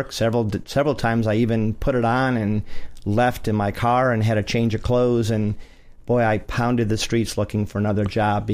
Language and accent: English; Cleveland, Ohio, United States; moved away; also born or lived in Florida; just like me, really a hop and a skip away from where I was raised